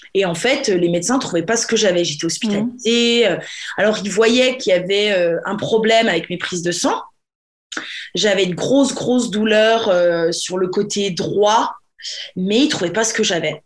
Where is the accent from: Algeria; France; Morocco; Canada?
France; now in England, United Kingdom; je suis franchouillarde, je suis française